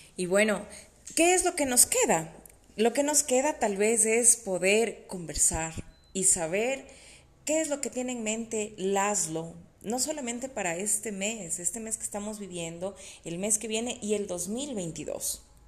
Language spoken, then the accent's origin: Spanish; Quito, Pichincha, Ecuador; las quiteñas, ¿no? Y me incluyo en ese grupo